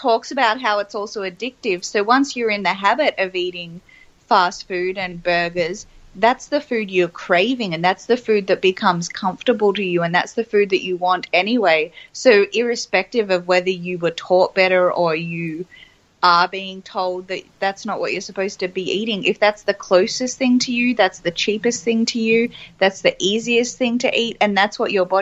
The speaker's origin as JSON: {"language": "English", "town": "Melbourne", "region": "Victoria", "country": "Australia", "tie": "born or raised there", "said": "I grew up in Melbourne, so obviously as an inner city kid"}